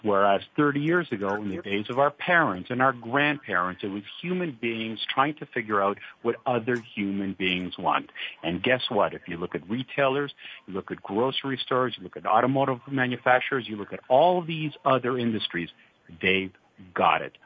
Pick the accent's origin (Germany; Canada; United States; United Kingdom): Canada; accent: Canadian twang; now in Europe; I am originally Canadian, and uh, back then, back when I was young